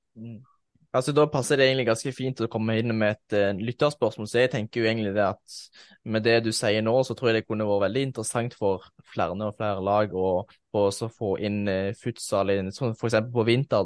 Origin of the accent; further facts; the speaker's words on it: Egersund, Rogaland, Norway; i den klubben jeg spilte, spilte selv hjemme i Egersund